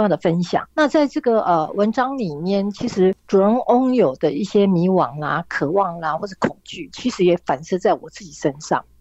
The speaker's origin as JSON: {"language": "Chinese", "town": "Yilan", "region": "Yilan County", "country": "Taiwan", "tie": "born or raised there", "also_born_or_lived": "London, United Kingdom", "moved": "as an adult", "said": "我出生在以南嘛"}